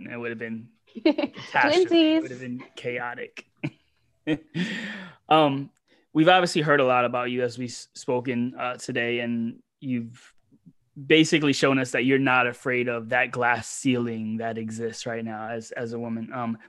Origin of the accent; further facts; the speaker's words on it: Manhattan, New York, United States; especially growing up in Manhattan or New York, where it's you have all these this different demographics